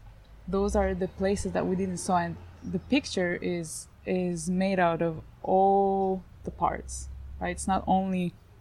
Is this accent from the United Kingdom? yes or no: no; Israel; So I was born in Israel, which is a war zone, and for me it's quite regular